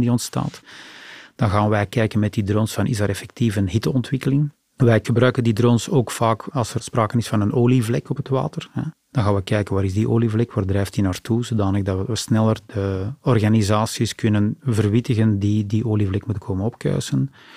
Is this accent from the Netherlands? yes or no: no; Antwerp, Flanders, Belgium; als Antwerpenaar